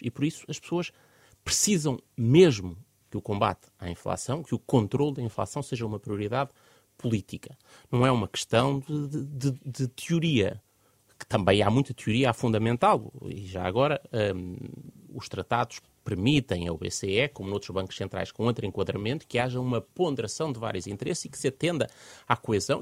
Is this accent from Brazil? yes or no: no; Portugal; enquanto portugueses